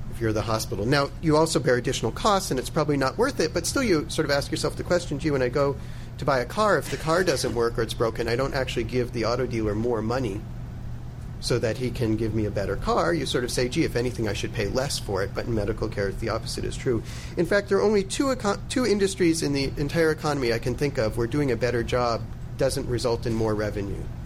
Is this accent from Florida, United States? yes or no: no; Massachusetts, United States; I'm from Massachusetts